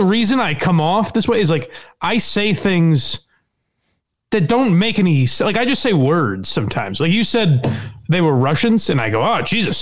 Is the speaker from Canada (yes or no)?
no; East Longmeadow, Massachusetts, United States; I grew up on Lori Lane in East Longmeadow